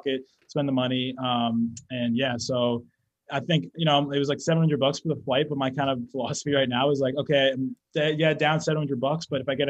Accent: New Hampshire, United States; It feels like summer out here, because it's like we're from New Hampshire, so it's like still warm out, starting to get cold back home.

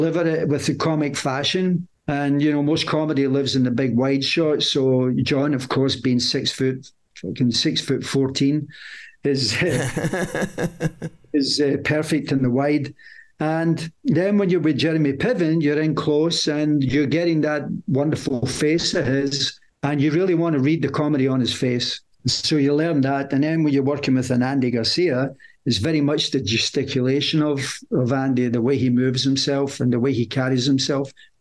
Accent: United Kingdom; I'm British

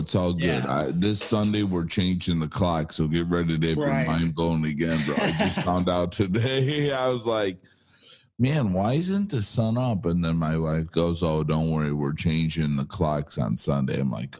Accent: Chicago, Illinois, United States; moved away as an adult; also born or lived in Southern Orange County, California; now in Orange County, United States; I'm originally from Chicago. I'm new to California, a year and a half.

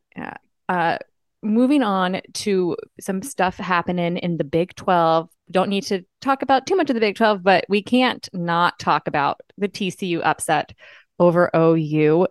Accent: Northeast, United States; moved away; I come from the Northeast, where cold is, like, negatives

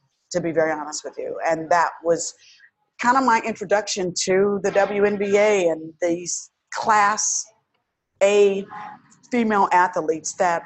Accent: Indianapolis, Indiana, United States; moved away; I'm from Indiana

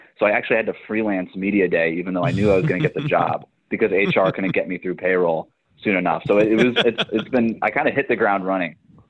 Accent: South Florida, United States; moved away; I grew up in South Florida

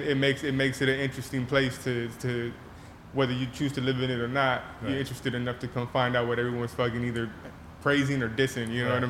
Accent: Los Angeles, California, United States; for us as Angelinos

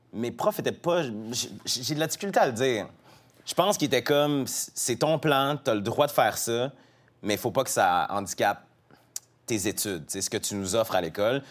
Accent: Quebec City, Quebec, Canada; je viens de Québec, j'ai grandi avec des amis, tous mes amis ou presque sont blancs

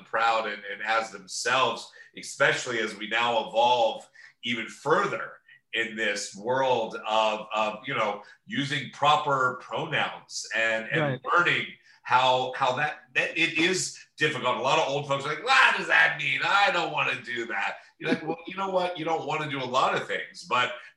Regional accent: Cincinnati, Ohio, United States; now in Los Angeles, United States; We're from Cincinnati

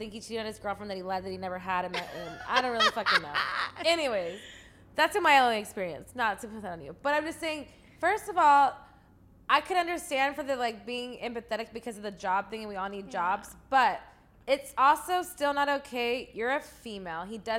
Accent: The Bronx, New York, United States; my family is from New York. Okay, we're from the Bronx. We don't play that game.

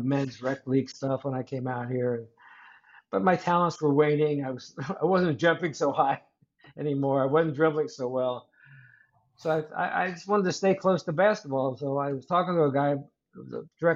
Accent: Cincinnati, Ohio, United States; I was born in Cincinnati, Ohio, and I played basketball in high school.

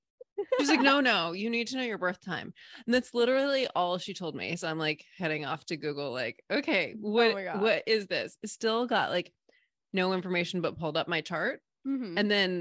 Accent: New England, United States; also born or lived in Hawaii / Barbados / North Carolina / Seattle; now in Sarasota, United States; So I'm in Sarasota, Florida. I'm originally from New England. Moved around a ton. I've lived in Hawaii, Barbados, North Carolina, Seattle, Oregon, Washington, D.C. And we lived in Maine for 10 years.

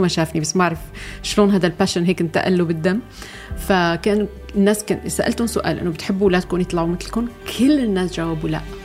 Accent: Syria; نحن عندنا بسوريا

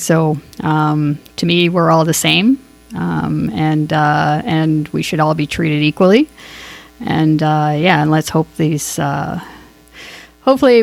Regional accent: Toronto, Ontario, Canada; I grew up in Scarborough

